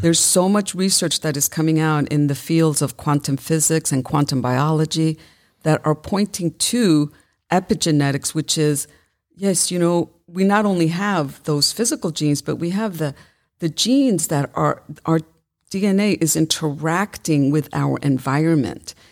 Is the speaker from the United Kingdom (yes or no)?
no; New York City, New York, United States; I was raised in Brooklyn, New York